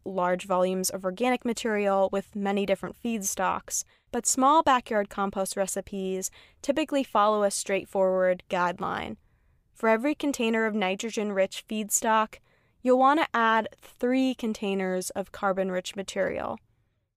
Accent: Vermont, United States; my home state of Vermont

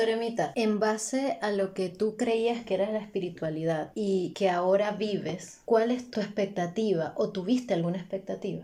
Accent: Venezuela; para nosotros como venezolanos

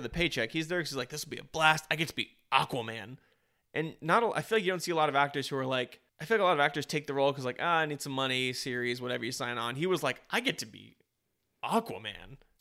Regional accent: United States; I'm an American

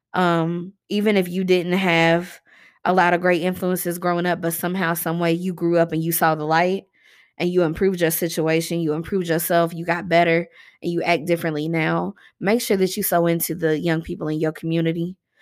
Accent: Louisville, Kentucky, United States; here in my hometown

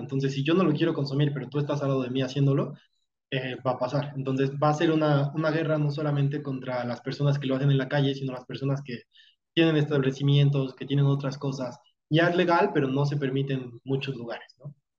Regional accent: Mexico; como mexicano a veces se nos haga menos solamente por ser mexicano

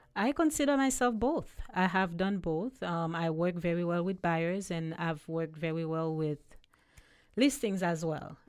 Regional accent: Haiti; accent: Haitian; also born or lived in U.S. Virgin Islands; now in Ocala, United States; I was born in Haiti, born and raised, and then I moved to the U S Virgin Islands years ago.

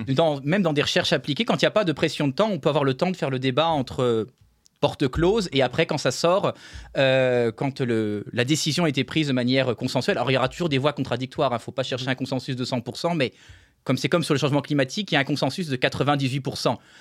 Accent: Nancy, Grand Est, France; je suis né à Nancy en France.

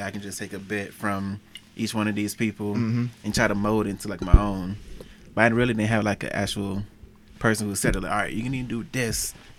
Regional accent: Cuba, Alabama, United States; also born or lived in Los Angeles; now in Cleveland, United States; Because I'm from Alabama, so that's where I was born and raised.

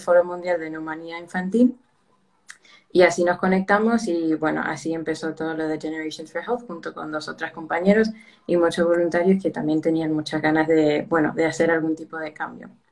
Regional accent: United States; moved away as an adult; now in Spain; originalmente soy de los Estados Unidos, pero toda mi familia es de Perú

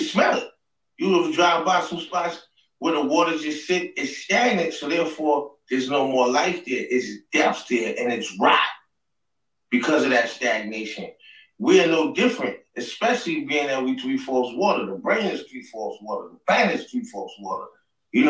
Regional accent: New York City, New York, United States; I'm from Queens Ridge Projects. That's the world's largest housing projects in Queens, New York City

